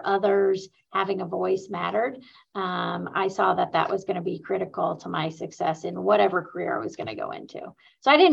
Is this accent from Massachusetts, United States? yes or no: no; Muncie, Indiana, United States; I grew up in Muncie, where Ball State University is located